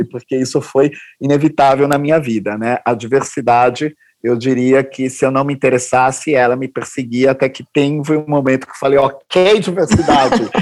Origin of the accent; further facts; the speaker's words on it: Northeast Region, Brazil; Vim também da periferia, vim do Nordeste, sou deficiente auditivo, né?